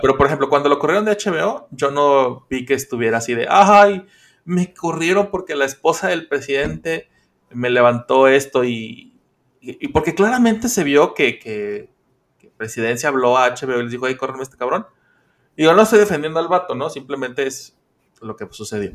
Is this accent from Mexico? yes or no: yes; Mexico